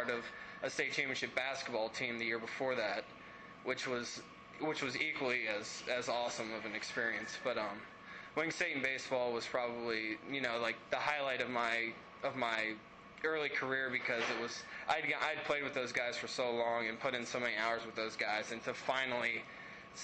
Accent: Loveland, Ohio, United States; also born or lived in Cincinnati; I was actually born in Marymount, but I grew up in Loveland, but kind of Loveland-Milford border my entire life

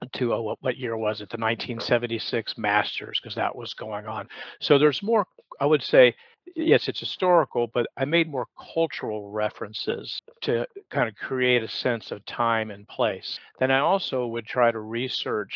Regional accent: Atlanta, Georgia, United States; now in Charleston, United States; I was born and raised in Atlanta, so I understood what it meant to be born and raised in the South

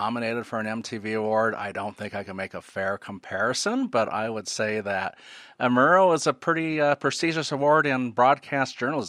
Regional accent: United States; now in Oregon, United States; It's about 45 minutes away from my hometown.

